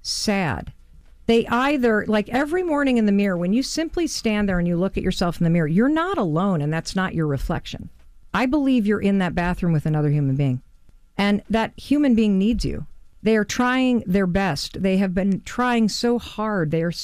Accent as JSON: {"language": "English", "town": "Muskegon", "region": "Michigan", "country": "United States", "said": "I'm from Muskegon, Michigan."}